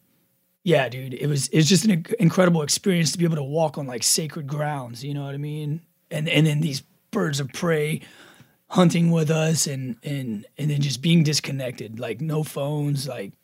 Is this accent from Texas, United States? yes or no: yes; Rockport, Texas, United States; Rockport, Texas, my hometown